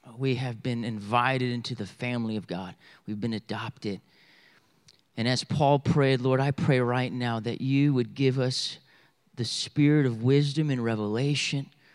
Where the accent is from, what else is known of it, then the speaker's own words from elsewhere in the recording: Bible Belt, the South, United States; we're from the South, Bible Belt South